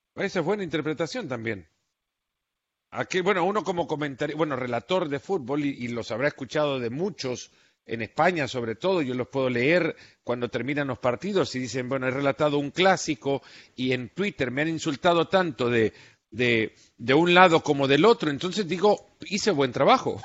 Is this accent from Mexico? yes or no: no; El Salvador; Yo soy del Salvador, he seguido a pues la Alianza desde chico